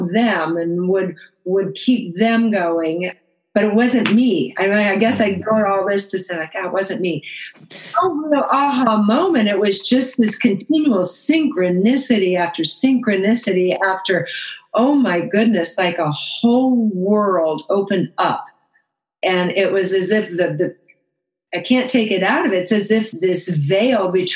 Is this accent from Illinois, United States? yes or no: yes; Chicago, Illinois, United States; moved away; also born or lived in Phoenix area; I was born in Chicago